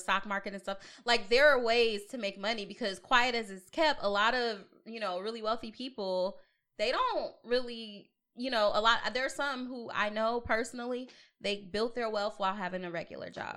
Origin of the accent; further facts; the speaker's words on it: Long Beach, California, United States; also born or lived in Atlanta; now in Portland, United States; I'm from Long Beach